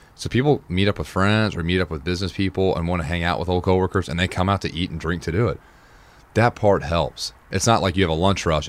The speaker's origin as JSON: {"language": "English", "town": "Nashville", "region": "Tennessee", "country": "United States", "tie": "born or raised there", "also_born_or_lived": "Wichita, Kansas", "said": "I'm from Nashville, but I was born in Wichita"}